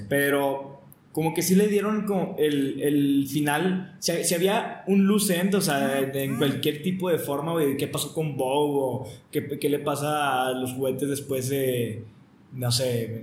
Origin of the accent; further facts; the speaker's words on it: Mexico; somos mexicanos